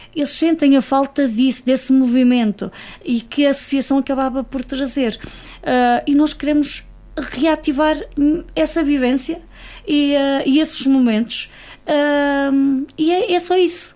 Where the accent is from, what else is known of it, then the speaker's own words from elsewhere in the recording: Espadanedo, Viseu, Portugal; moved away as an adult; also born or lived in Lisbon; é a minha terra, é as minhas gentes, é, é, onde, eu, onde eu cresci